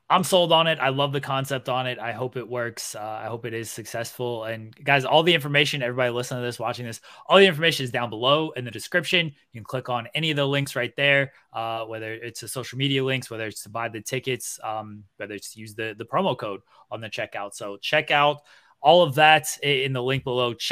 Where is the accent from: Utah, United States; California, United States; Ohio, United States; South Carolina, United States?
Ohio, United States; I'm from Ohio.